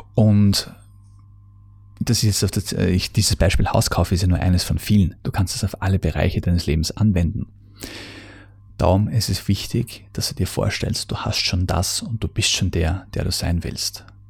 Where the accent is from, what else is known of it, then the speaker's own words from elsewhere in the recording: Austria; bei uns in Österreich